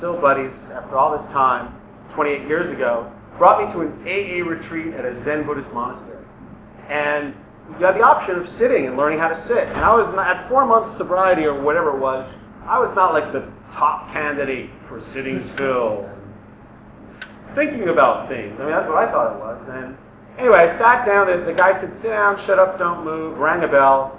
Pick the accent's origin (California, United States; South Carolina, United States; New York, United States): New York, United States; moved away as an adult; now in Los Angeles, United States; I'm from New York originally. I moved out to LA in 2002.